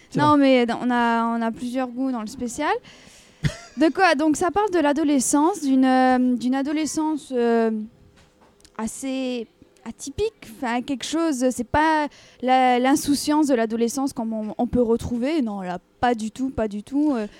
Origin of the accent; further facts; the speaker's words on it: France; en tant que française